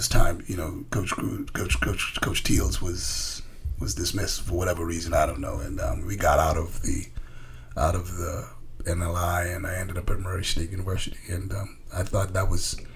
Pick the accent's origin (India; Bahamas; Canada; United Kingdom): Bahamas; moved away as an adult; now in United States; I grew up in the Bahamas. You know, I'm an American citizen, but I grew up in the Bahamas.